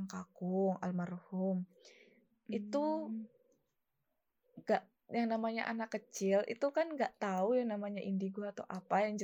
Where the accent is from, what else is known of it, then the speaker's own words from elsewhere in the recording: Malang, East Java, Indonesia; Aku dari Malang.